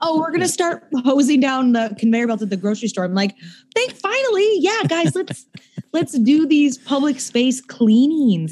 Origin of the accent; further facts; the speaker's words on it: Seattle, Washington, United States; moved away; I grew up in Seattle